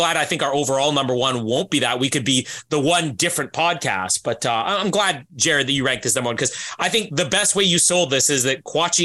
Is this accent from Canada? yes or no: yes; Canada; me being Canadian